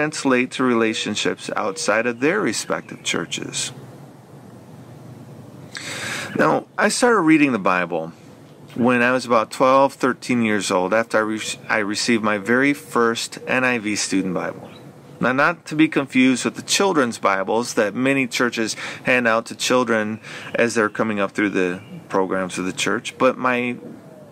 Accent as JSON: {"language": "English", "town": "Flint", "region": "Michigan", "country": "United States", "tie": "born or raised there", "said": "I was born and raised right here in Flint, Michigan"}